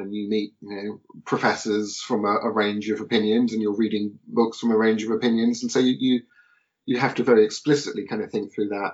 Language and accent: English; Portsmouth, South East England, United Kingdom; born and raised in Portsmouth